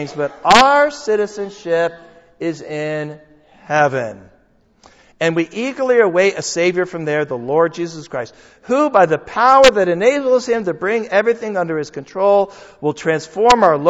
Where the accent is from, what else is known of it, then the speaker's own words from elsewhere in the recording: United States; my passport says I'm an American